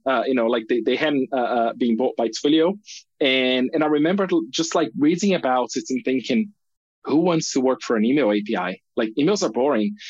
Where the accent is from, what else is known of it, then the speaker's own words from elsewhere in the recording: Brazil; moved away as an adult; also born or lived in United Kingdom; I grew up in Brazil